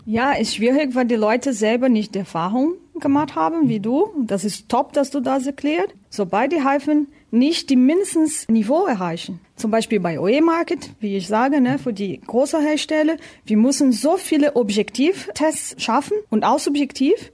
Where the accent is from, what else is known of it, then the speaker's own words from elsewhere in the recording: Brazil; German is a second language; moved away as an adult; also born or lived in Hannover, Germany; now in Germany; Ich komme aus Brasilien